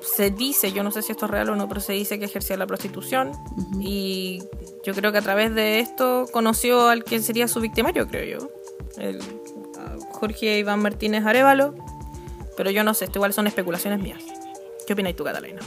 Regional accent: Puente Alto, Santiago Metropolitan Region, Chile; yo soy de Puente Alto

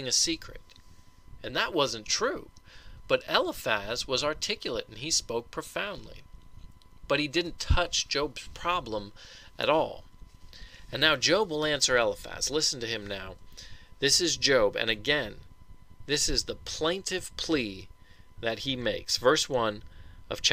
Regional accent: Colorado, United States; growing up in Colorado

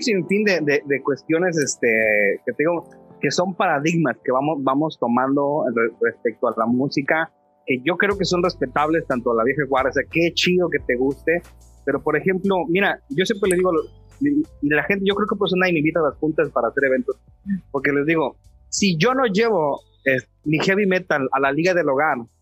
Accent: Mexico City, Mexico; moved away as an adult; also born or lived in Torreón; now in Matamoros, Mexico; yo soy chilango

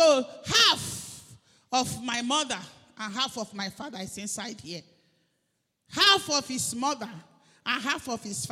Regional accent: Umunede, Delta, Nigeria; I am from Idimile in Umunede

